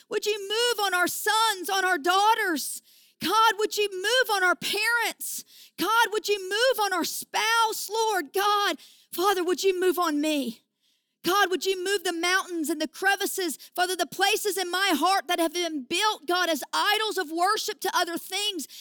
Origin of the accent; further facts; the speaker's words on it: southern Indiana, United States; accent: hick; also born or lived in Kentucky; I was born in Kentucky and I was raised in southern Indiana. And, you know, this accent is, uh, I actually say that it's a hick anointing